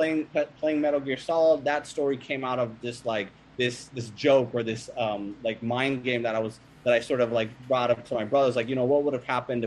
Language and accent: English; Sacramento, California, United States; moved away as an adult; also born or lived in Iowa; when I was growing up in Sacramento